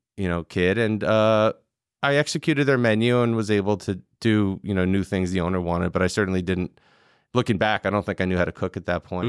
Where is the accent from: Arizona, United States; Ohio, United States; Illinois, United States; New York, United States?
New York, United States; Long Island; also born or lived in Manhattan; I lived in New York until I was six, and then I moved to Long Island where I grew up